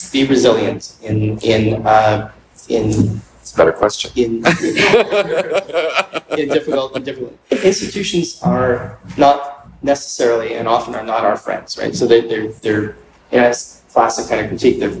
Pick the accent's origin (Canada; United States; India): Canada; it's like I often don't talk about myself as being Canadian, right?